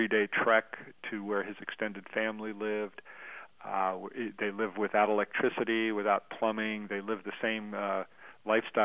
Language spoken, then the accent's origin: English; United States; being an American